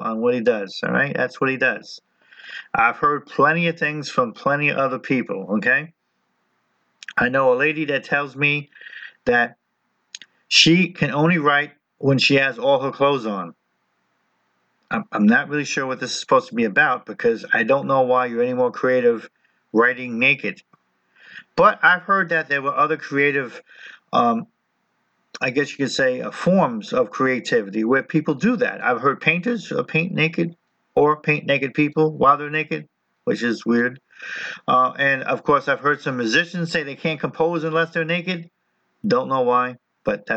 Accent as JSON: {"language": "English", "region": "New Jersey", "country": "United States", "said": "I'm Italian, I'm from New Jersey"}